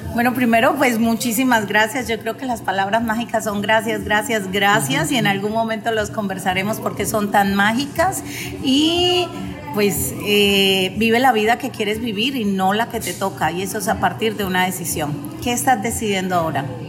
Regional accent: Colombia; yo soy colombiana

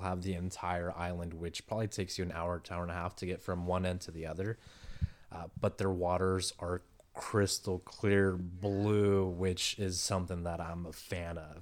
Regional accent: San Diego, California, United States; I was born and raised here in San Diego

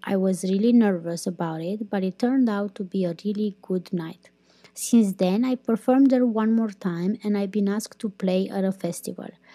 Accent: Romania; first language Romanian; English is a second language; moved away as an adult; also born or lived in Iceland; I started living more and more abroad than in my country

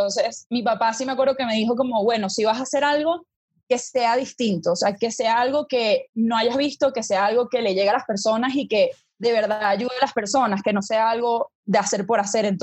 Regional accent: Venezuela; moved away as an adult; now in Bogotá, Colombia; yo soy venezolana, por eso conozco a Lele desde que éramos chiquitas. Eh, estudiamos en el mismo colegio eh, yo decidí venirme a Las Javeriana, a Bogotá, Colombia, a estudiar odontología

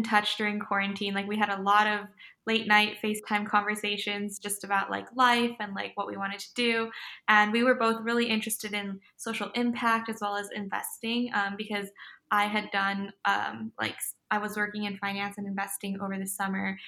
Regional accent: LA County, California, United States; I'm originally from LA County. That's where I'm at right now. I'm home with my parents

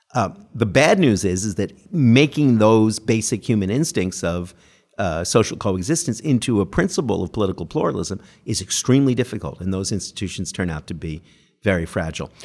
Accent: Canada; now in United Kingdom; grew up under the most benign version of the post-colonialism in Canada

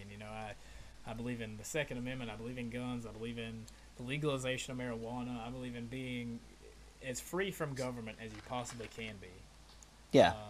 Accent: Appalachia, United States; I'm like an Appalachian American, bro. I was raised in the Appalachian Mountains, where, in a way, like my way of life, like growing up, it was a little bit slower than like like I'm in Florida now

